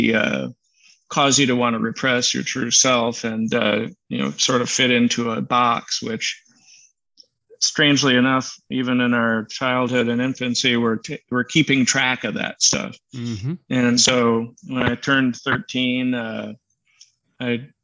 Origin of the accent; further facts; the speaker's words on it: central Wisconsin, United States; I grew up in central Wisconsin.